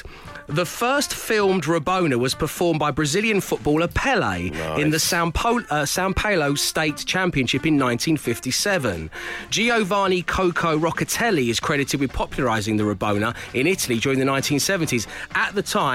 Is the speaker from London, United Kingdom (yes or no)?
yes; London, United Kingdom; growing up in South London, attending a comprehensive school